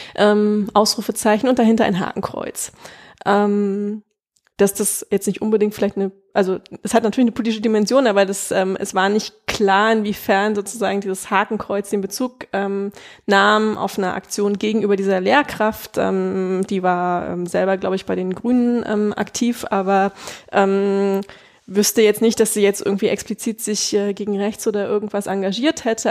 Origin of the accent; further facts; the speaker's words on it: East Germany, Germany; moved away as an adult; also born or lived in Prague, Czech Republic / Upper Franconia, Bavaria; now in Bavaria, Germany; bei uns im Osten